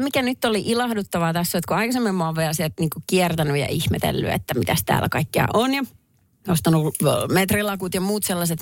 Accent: Perniö, Southwest Finland, Finland; moved away; kävin äh, kotikonnuilla Varsinais-Suomessa Perniössä

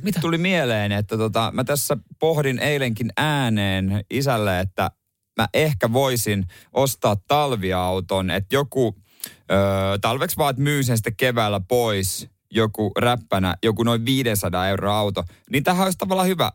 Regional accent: Ostrobothnia, Finland; siellä on paljon tätä niin tota, hyvinkin uskovaista sakkia siellä meillä päin

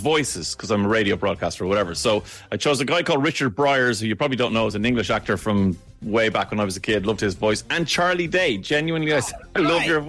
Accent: Ireland; I'm Irish

